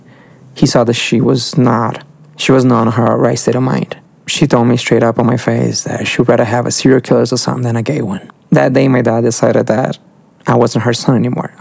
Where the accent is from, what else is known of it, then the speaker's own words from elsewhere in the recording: Brazil; I'm from Brazil